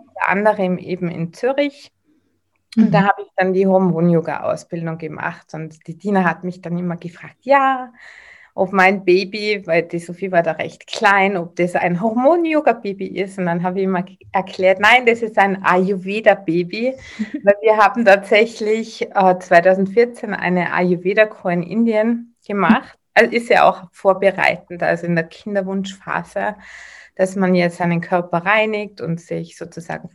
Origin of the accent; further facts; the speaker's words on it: Tyrol, Austria; accent: Tyrolean; Ich bin aus Tirol, wie man wahrscheinlich ein wenig hören wird.